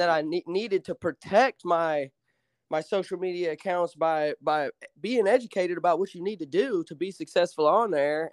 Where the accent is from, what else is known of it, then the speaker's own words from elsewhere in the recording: Alabama, United States; moved away as an adult; also born or lived in Chicago, Illinois; I was born in Illinois, but I moved to Alabama in, like, a rural town when I was, uh, when I was, like, nine or ten